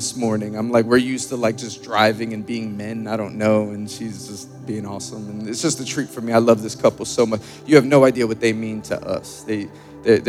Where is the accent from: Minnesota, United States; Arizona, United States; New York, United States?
New York, United States; Born and raised in New York